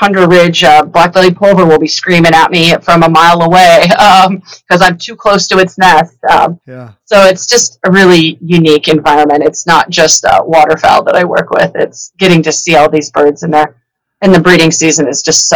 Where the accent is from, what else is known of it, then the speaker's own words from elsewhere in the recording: Washington, United States; moved away; I grew up in Washington